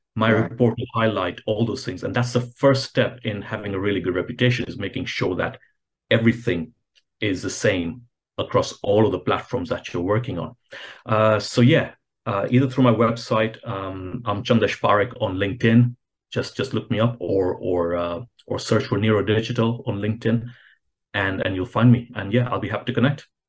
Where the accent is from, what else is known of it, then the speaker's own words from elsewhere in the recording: Kenya; I'm originally from Kenya